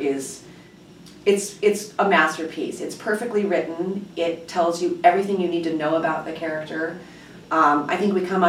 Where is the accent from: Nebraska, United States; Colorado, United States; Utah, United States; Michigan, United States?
Colorado, United States; Denver; moved away; also born or lived in New York; I grew up in Denver